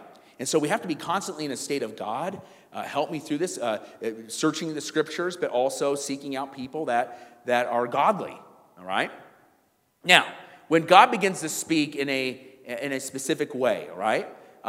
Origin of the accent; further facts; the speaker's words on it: South Africa; I'm from South Africa."